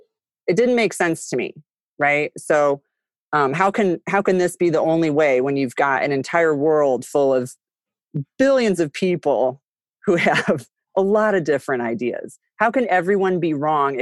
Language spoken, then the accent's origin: English; Midwest, United States; moved away; growing up in the Midwest with everyone went to church on Sunday